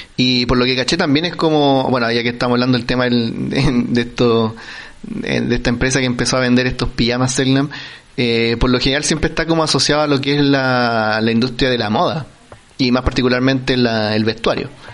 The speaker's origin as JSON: {"language": "Spanish", "country": "Chile", "said": "nosotros es como, el, chileno"}